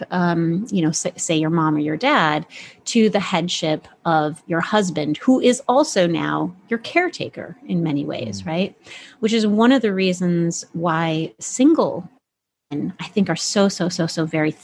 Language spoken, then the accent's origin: English; Midwest, United States; moved away; I grew up in the Midwest for the first, you know, several years of my life.